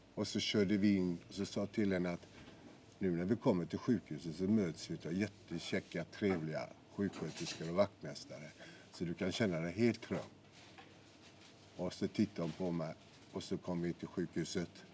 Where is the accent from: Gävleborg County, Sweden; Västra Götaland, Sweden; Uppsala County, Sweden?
Västra Götaland, Sweden; Gothenburg; ute i Vitkärr där jag är född och växte upp